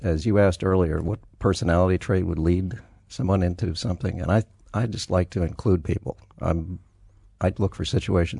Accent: El Paso, Texas, United States; born there; now in Colorado, United States; No. Born in El Paso, Texas. I've lived in 11 states, 17 cities, and Western Europe. I'm an everywhere kid.

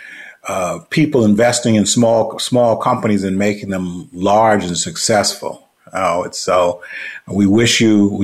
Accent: New York, United States; I'm from New York

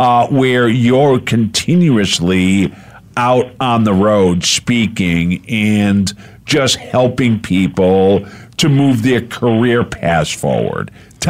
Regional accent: Rhode Island, United States; moved away as an adult; also born or lived in Las Vegas / Beverly Hills; now in Arizona, United States; not being a native and not growing up here. Yeah, I grew up in Rhode Island, but I lived in Las Vegas for 6 years, Beverly Hills for a couple of years. I've now been on the West Coast longer than I grew up on the East Coast

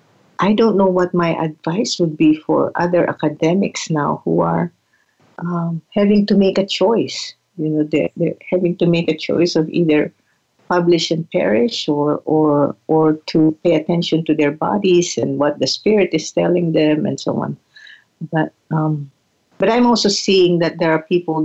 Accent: Philippines; now in Santa Rosa, United States; as a Filipina, as a settler, as a woman of color

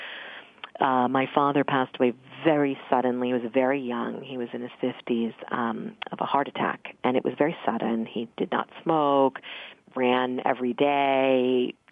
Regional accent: Mount Vernon, Virginia, United States; I grew up in Mount Vernon, which is right outside of Alexandria, Virginia

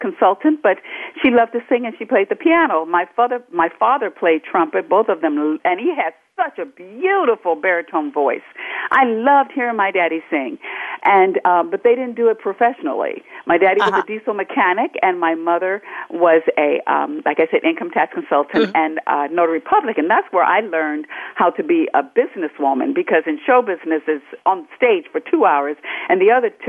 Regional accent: Los Angeles, California, United States; I was born in South Central, and I'm from a wonderful family. Mom and Dad were in the house, a family of nine of us

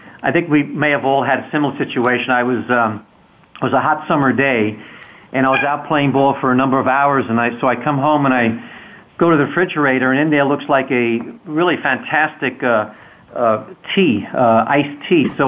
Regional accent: New York City, New York, United States; I grew up in Queens

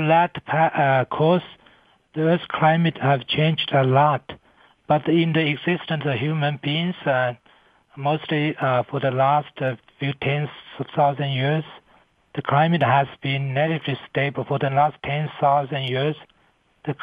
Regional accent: China; moved away as an adult; also born or lived in United States; now in Colorado, United States; I come to United States from China in 1990 to study atmospheric science at Columbia University

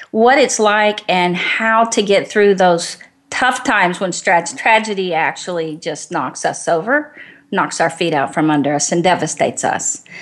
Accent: Garland, Texas, United States; now in Georgia, United States; grew up in Garland, Texas.

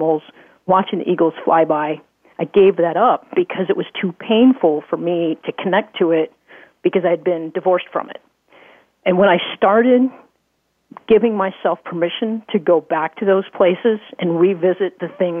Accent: Midwest, United States; I grew up in the Midwest

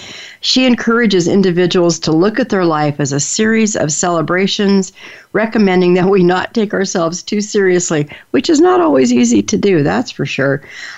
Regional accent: Seattle, Washington, United States; also born or lived in Denver, United States; But you know, I grew up in Seattle, and you know, and Denver, Colorado, and places like that. So I never had that experience of being the small town girl

